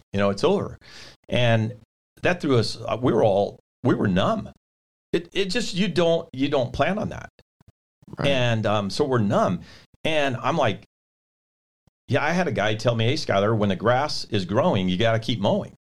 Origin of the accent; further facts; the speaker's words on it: California, United States; I'm from California